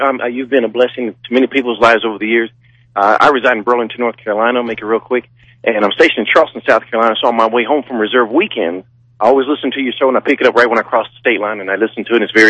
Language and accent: English; Germany; now in United States; when I became a United States citizen, I'm actually born from Germany